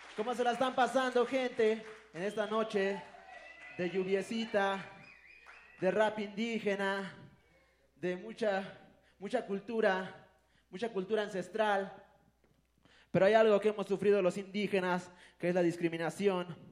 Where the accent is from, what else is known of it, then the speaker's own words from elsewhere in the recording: a village near Pantepec and Mecapalapa, Puebla, Mexico; first language Totonac; Spanish is a second language; moved away; venir de un pueblo y pues, empezar hablando totonaco, ir a la escuela descalzo